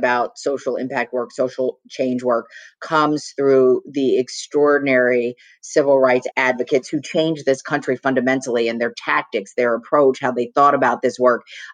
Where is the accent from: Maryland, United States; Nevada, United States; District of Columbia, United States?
Maryland, United States; Baltimore; Baltimore, where I was born and raised.